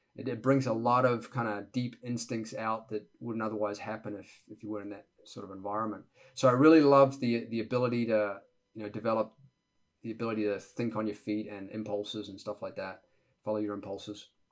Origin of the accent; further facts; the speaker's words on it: Auckland, New Zealand; moved away as an adult; now in United States; the first 20 years of my life growing up in New Zealand, Auckland, New Zealand, and typical Kiwi kid lifestyle